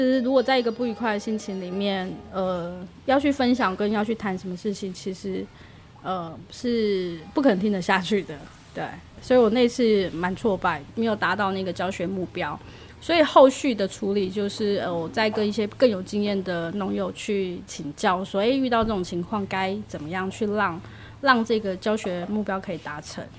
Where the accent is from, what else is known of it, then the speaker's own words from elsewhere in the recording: Miaoli County, Taiwan; now in Yilan, Taiwan; 我自己是，本身是苗栗长大的